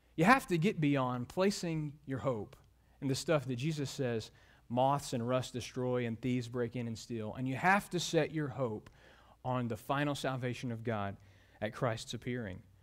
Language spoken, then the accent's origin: English; Mobile, Alabama, United States; moved away; my hometown, Mobile, Alabama